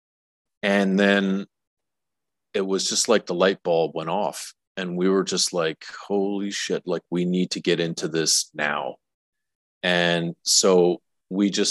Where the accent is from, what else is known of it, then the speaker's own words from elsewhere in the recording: Alberta, Canada; moved away as an adult; also born or lived in Saskatchewan / Toronto; now in Tulum, Mexico; I'm a Saskatchewan native. I grew up in Alberta. I spent the last 20 years in Toronto